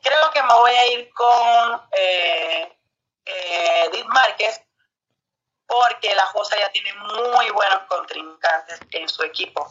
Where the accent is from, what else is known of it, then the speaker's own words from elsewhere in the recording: Cuba; moved away as an adult; now in Mexico; yo misma que no soy, soy cubana, no soy mexicana, vengo hasta acá